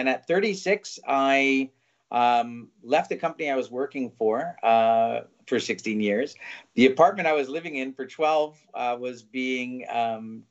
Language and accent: English; Vancouver, British Columbia, Canada; moved away as an adult; now in Berlin, Germany; I'm born and raised in Vancouver, Canada